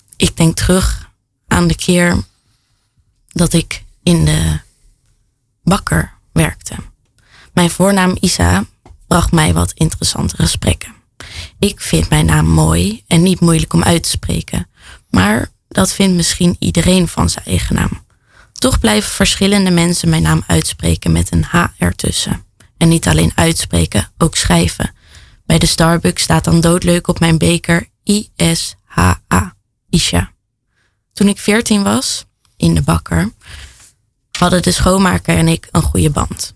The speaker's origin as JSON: {"language": "Dutch", "town": "The Hague", "region": "South Holland", "country": "Netherlands", "said": "Ik kom uit Den Haag"}